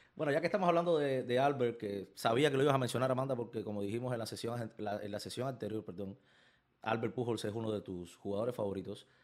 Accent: Santa Clara, Villa Clara, Cuba; moved away; creciendo en Cuba, desde los cinco años yendo a, estadios de béisbol, al estadio de mi ciudad en Santa Clara

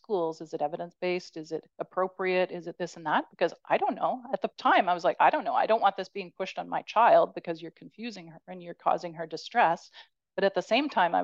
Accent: Canada; as a Canadian

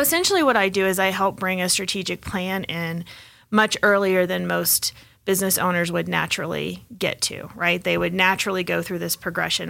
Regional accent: Texas, United States; also born or lived in Hong Kong; now in Colorado, United States; I am originally from Texas, but I've been in Colorado since '93

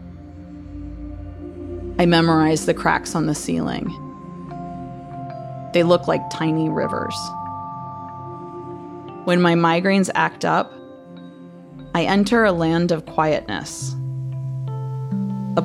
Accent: Toledo, Ohio, United States; also born or lived in Defiance, Ohio; after fourth grade, when we moved from Defiance to Toledo.

